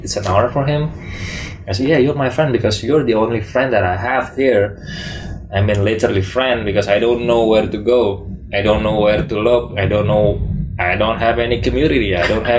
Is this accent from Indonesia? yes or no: yes; Indonesia; moved away; I'm from Indonesia